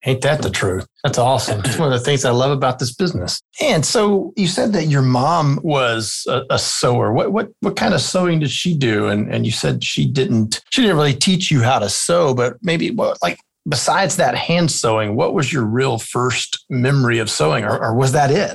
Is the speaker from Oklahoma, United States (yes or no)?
no; South Louisiana, United States; I'm from South Louisiana